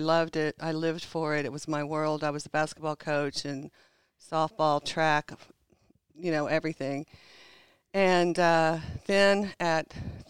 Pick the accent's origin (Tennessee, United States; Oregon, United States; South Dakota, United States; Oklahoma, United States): Oklahoma, United States; Shawnee; moved away as an adult; also born or lived in Cincinnati / Florida; now in Colorado, United States; So, I was actually born in Shawnee, lived in Pottawatomie County. So, I say I was born in Pott County.